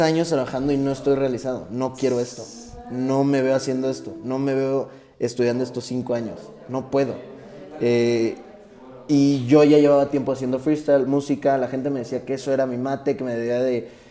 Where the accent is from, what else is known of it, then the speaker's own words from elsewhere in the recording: Tabasco, Mexico; now in Mexico City, Mexico; Yo no soy de aquí, de la Ciudad de México. Yo soy de Tabasco